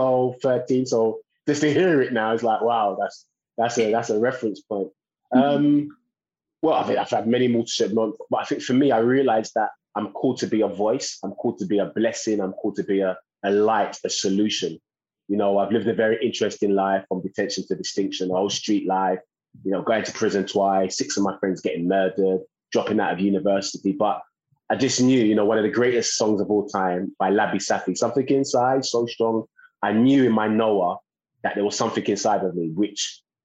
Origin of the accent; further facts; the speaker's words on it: London, United Kingdom; born and raised in East London